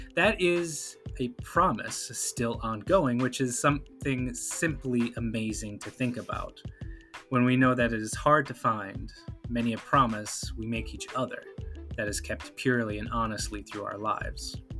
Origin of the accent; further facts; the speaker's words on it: the Great Lakes region in the Midwest, United States; growing up on the Great Lakes